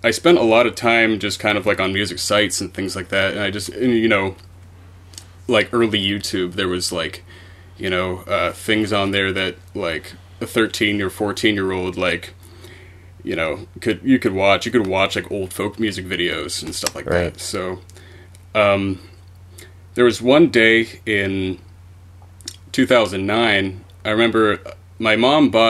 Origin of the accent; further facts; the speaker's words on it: Pittsburgh, Pennsylvania, United States; I'm from Pennsylvania, Pittsburgh, Pennsylvania.